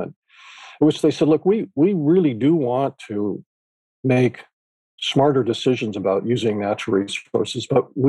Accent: Northern California, United States; I grew up in California. And because of my parents' interests and living in Northern California

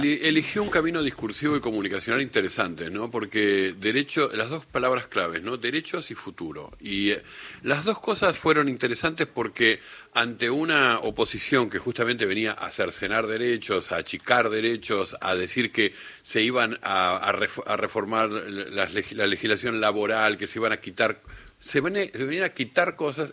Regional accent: Uruguay; now in Argentina; yo que soy uruguayo, y recuerdo que cuando vine acá, a, en los, en los setenta

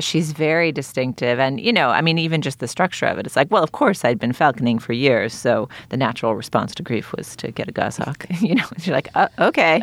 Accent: Boston, Massachusetts, United States; I grew up in Boston

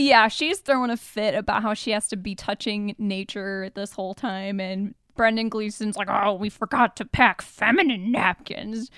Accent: Michigan, United States; we grew up in Michigan

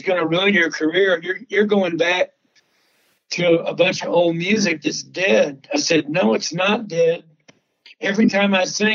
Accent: Texas, United States; my life growing up in Texas, being raised by ranchers and veterinarians

